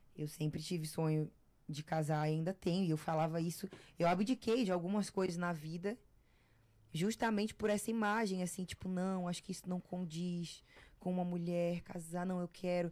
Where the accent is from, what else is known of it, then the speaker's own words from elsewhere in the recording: Florianópolis, Santa Catarina, Brazil; now in São Paulo, Brazil; eu cresci no Campeche